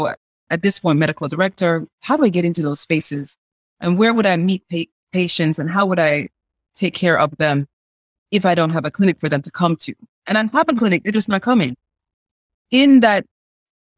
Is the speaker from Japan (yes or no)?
no; Jamaica; also born or lived in Chicago; now in North Carolina, United States; I'm a Jamaican who moved to the U.S.